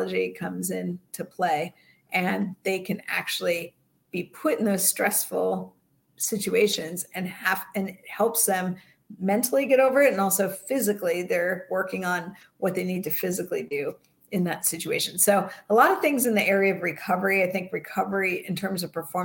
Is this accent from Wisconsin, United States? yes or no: no; Bay Area, California, United States; I grew up in the Bay Area.